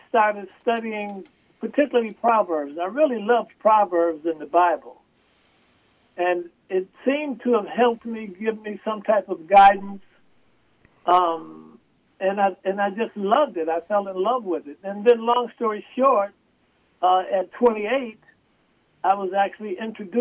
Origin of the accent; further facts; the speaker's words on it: Buffalo, New York, United States; I was born and raised in Buffalo, New York